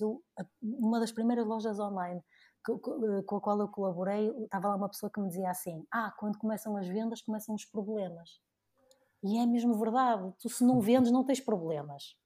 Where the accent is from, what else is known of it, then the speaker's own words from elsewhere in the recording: Porto, Norte, Portugal; also born or lived in Dubai; voltei aqui para a minha terra natal, né? voltei aqui para o Porto